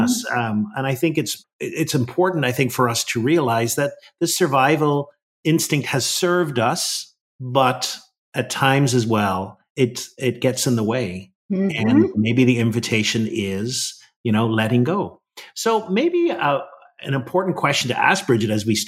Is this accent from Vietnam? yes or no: no; Ireland; now in Washington, D.C., United States; I think I still got my Irish blood